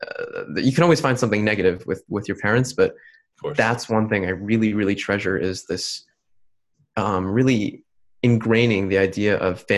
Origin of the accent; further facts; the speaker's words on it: New Jersey, United States; I'm born in New Jersey. I was born in New Jersey